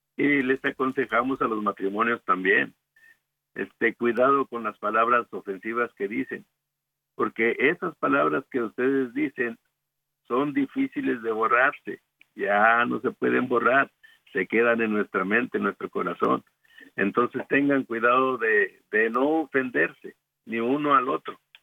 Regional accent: Guadalupe Victoria, Durango, Mexico; moved away as an adult; also born or lived in El Paso, Texas; now in Dallas, United States; Nosotros somos originarios de Guadalupe Victoria Durango. Allá nos conocimos en un coro

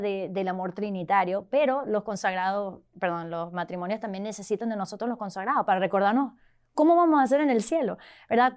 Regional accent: Venezuela; now in Arlington, United States; originalmente de Venezuela, pero vivo ahorita en la diócesis de Arlington

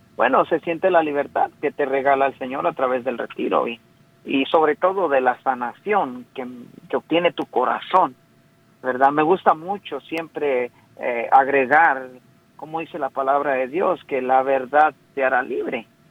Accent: Mexico; yo soy mexicano

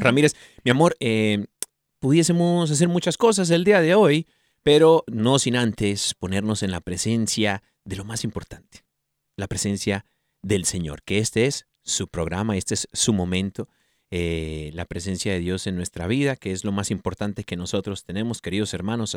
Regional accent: United States; mis papás son mexicanos, yo nací en Estados Unidos

